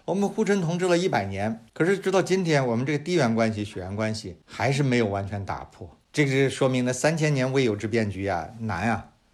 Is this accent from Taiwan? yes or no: no; China; 我们中国人里头百分之七八十还生活在十九世纪